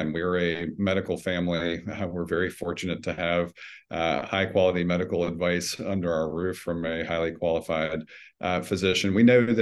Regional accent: Nashville, Tennessee, United States; I grew up here in Nashville. I grew up on the west side of town in the Richland West End neighborhood.

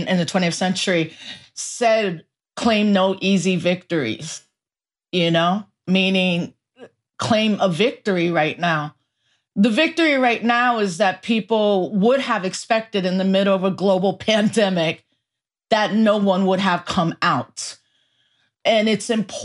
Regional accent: New York City, New York, United States; I was born in the Bronx while the Bronx was burning

